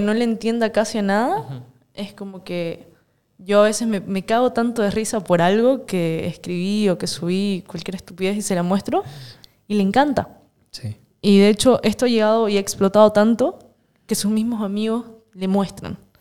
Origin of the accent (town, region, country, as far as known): Santa Cruz de la Sierra, Santa Cruz, Bolivia; born or raised there